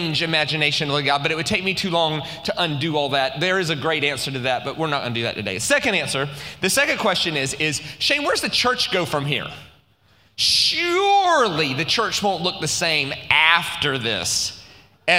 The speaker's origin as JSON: {"language": "English", "country": "United States", "said": "I'm American"}